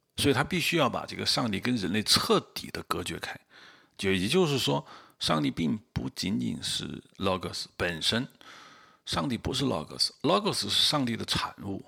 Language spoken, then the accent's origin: Chinese; China; 我们中国人